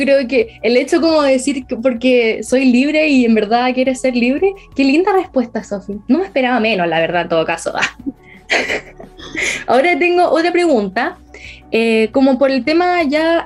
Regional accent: Concepción, Biobío, Chile; Penquista total, hasta la muerte

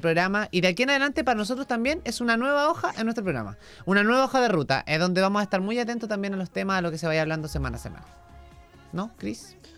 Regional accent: Chile; como chilenos

